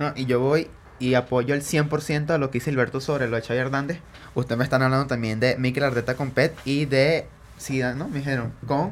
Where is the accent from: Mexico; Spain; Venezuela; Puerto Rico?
Venezuela; nosotros como venezolanos